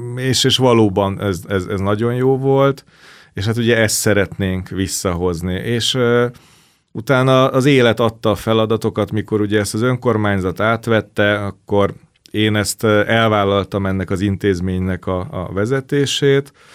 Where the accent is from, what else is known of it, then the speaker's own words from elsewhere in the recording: Budapest, Hungary; Nekem is az a szerencsés helyzet volt, hogy ott a közelben a diósárokban laktam, ezért iskola után fel tudtam menni